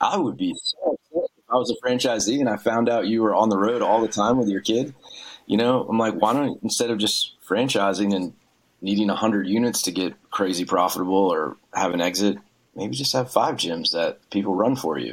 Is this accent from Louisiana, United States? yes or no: yes; small town outside New Orleans, Louisiana, United States; I grew up in Louisiana, small town, like outside New Orleans